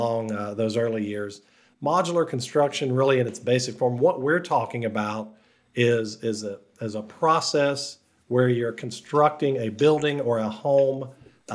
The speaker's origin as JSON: {"language": "English", "town": "Huntington", "region": "West Virginia", "country": "United States", "tie": "born or raised there", "moved": "yes", "said": "I grew up in Huntington, so I literally lived at home. So Marshall was my hometown school"}